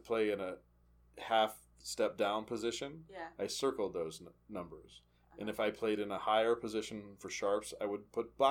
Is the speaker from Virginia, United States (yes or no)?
yes; Charlottesville, Virginia, United States; I grew up in Charlottesville.